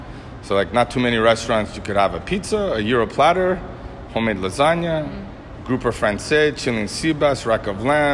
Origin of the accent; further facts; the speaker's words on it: New York City, New York, United States; moved away as an adult; now in St. Petersburg, Florida, United States; I was born and raised in Astoria, Queens, New York